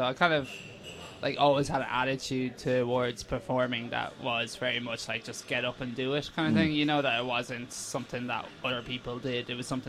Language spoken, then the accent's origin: English; Athlone, Leinster, Ireland; I grew up in Athlone.